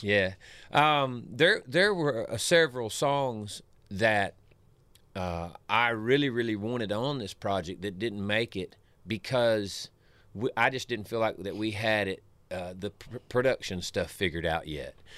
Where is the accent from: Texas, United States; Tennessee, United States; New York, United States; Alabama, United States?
Tennessee, United States; Savannah; My home where I grew up around Pickwick Lake is, is southwest of here